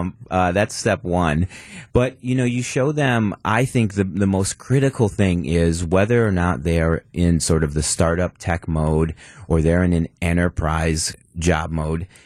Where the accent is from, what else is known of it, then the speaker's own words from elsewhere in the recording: Milwaukee, Wisconsin, United States; born and raised in Milwaukee, M P S grad